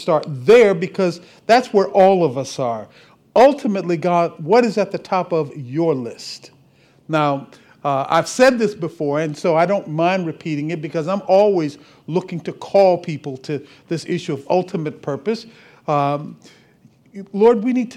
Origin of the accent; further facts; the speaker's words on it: Cleveland, Ohio, United States; moved away; I'm originally from Cleveland, left here. Back in 1976